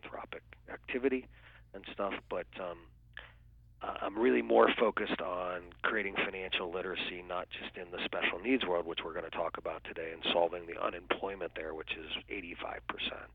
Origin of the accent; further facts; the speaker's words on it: Canton, Ohio, United States; now in Fort Lauderdale, United States; I grew up actually in a very small town called Canton, Ohio